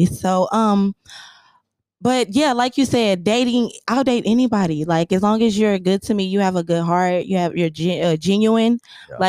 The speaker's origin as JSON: {"language": "English", "town": "Kansas City", "region": "Missouri", "country": "United States", "said": "I'm from Kansas City, Missouri. 27."}